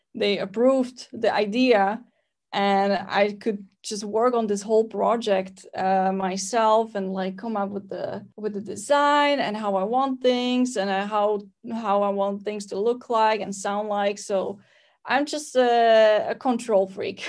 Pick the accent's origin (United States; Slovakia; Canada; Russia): Slovakia; I'm from Slovakia